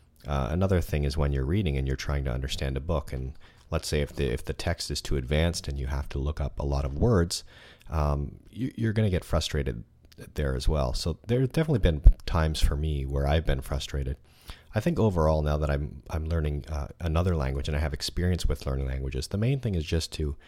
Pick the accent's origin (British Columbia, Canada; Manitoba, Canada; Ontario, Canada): Ontario, Canada; Toronto; I'm from Toronto, Canada. It's a very cosmopolitan city with people from all over the world. There are a lot of languages spoken here, and it's a great city to live in if you like to learn and practice languages.